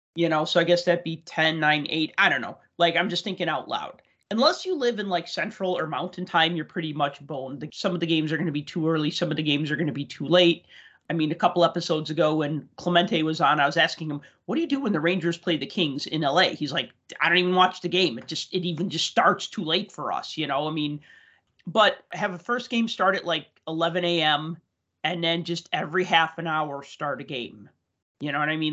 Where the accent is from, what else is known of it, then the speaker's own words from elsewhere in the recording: Chicago, Illinois, United States; I grew up in Chicago, which was not a hockey town